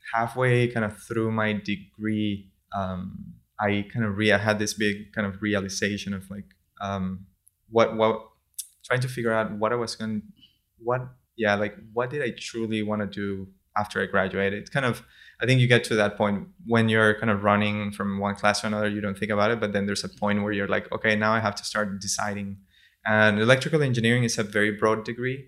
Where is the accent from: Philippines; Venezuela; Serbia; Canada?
Venezuela; San Juan de los Morros, Guárico; moved away; also born or lived in Turin, Italy; I'm from San Juan de los Morros. It's a city in the center of Venezuela, a couple hours, uh, from Caracas.